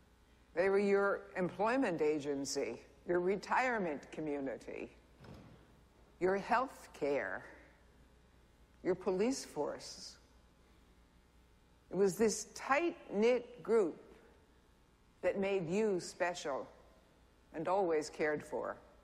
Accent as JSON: {"language": "English", "town": "Kingston", "region": "New York", "country": "United States", "said": "Rabbi, you might have come from Brooklyn Heights. I came from Kingston, New York."}